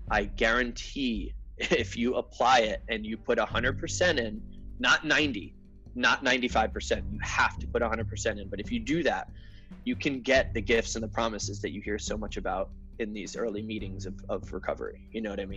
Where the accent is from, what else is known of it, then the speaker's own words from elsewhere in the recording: Connecticut, United States; moved away; I'm originally from Connecticut, like I said. You know, I grew up out there